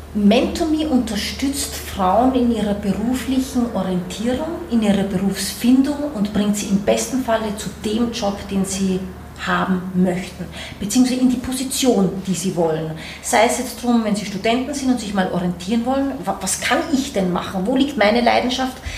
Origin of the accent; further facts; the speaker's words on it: Austria; also born or lived in New York, United States; now in Berlin, Germany; ich komme ursprünglich aus Österreich, bin das Kind eines Österreichers, einer Brasilianerin, habe lange Zeit dementsprechend in Österreich gelebt